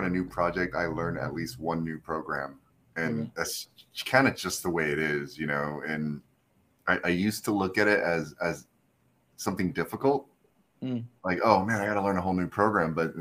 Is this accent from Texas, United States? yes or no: yes; Texas, United States; being an Asian American kid growing up in Texas